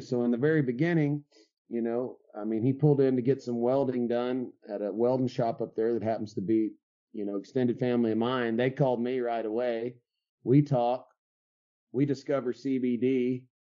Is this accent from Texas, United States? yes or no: yes; West Texas, United States; also born or lived in California / Colorado; now in Dripping Springs, United States; Born and raised in West Texas, uh, pretty much grew up in a ranch type environment